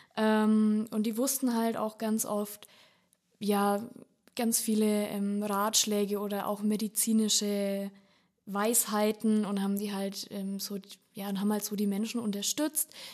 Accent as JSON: {"language": "German", "area": "Lichtenfels area, Upper Franconia", "region": "Bavaria", "country": "Germany", "tie": "born or raised there", "said": "ich komme aus der Lichtenfelser Gegend"}